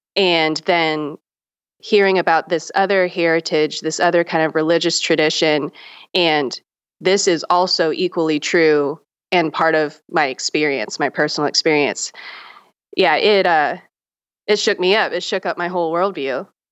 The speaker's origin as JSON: {"language": "English", "town": "Charleston", "region": "South Carolina", "country": "United States", "tie": "born or raised there", "also_born_or_lived": "Myrtle Beach, South Carolina", "said": "I grew up in the South. I grew up in Charleston, South Carolina, and Myrtle Beach, South Carolina."}